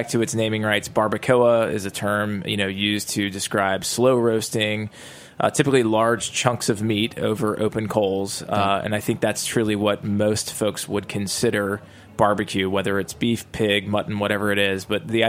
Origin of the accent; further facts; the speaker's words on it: the South, United States; I'm born and raised in the South.